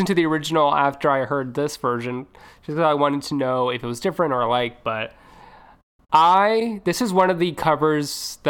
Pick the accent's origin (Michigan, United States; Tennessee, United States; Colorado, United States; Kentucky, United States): Tennessee, United States; Nashville; You know what? I'm from Nashville. This is always the music I've always wanted to do.